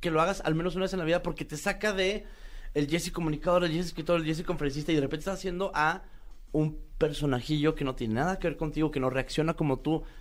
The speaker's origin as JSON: {"language": "Spanish", "region": "Chihuahua", "country": "Mexico", "said": "yo por ejemplo soy de Chihuahua y no tenía una buena cartelera de teatro."}